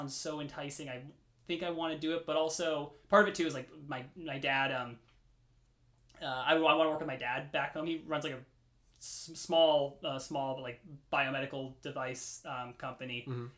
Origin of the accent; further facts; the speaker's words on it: Carlsbad, California, United States; I'm from Carlsbad, from like San Diego area.